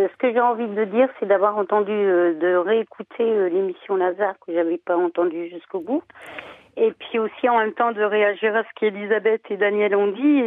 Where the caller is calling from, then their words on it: Lille, Hauts-de-France, France; Je suis de Lille.